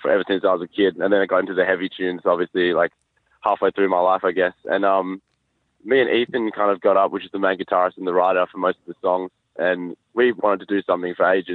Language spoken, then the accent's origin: English; Perth, Western Australia, Australia; Perth. We're all from Perth.